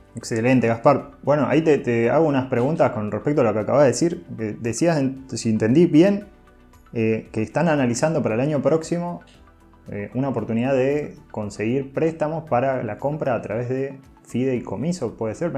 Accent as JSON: {"language": "Spanish", "town": "Rosario", "region": "Santa Fe", "country": "Argentina", "said": "Soy de Rosario"}